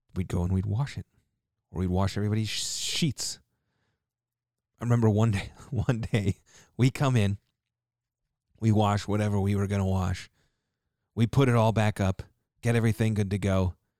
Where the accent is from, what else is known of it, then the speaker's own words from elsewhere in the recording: Tulsa, Oklahoma, United States; moved away; I grew up in Tulsa. For a little while, at least